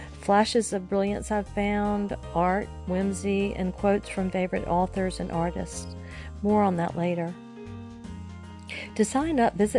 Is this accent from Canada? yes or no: no; Genoa, Liguria, Italy; born there; I was born in Genoa, Italy.